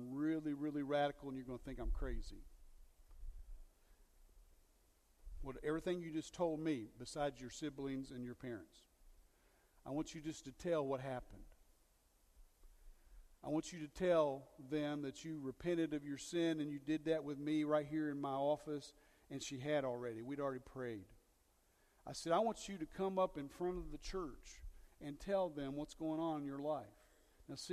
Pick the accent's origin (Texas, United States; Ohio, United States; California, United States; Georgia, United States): Ohio, United States; Dayton; moved away; also born or lived in West Virginia; In my home, where I came from, in Dayton, Ohio